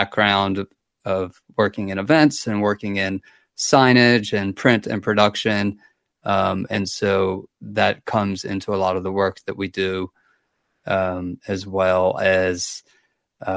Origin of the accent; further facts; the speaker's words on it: Baltimore, Maryland, United States; moved away as an adult; also born or lived in Asheville, North Carolina; now in Waynesville, United States; I'm originally from Baltimore, Maryland, and we moved to Asheville about 10 years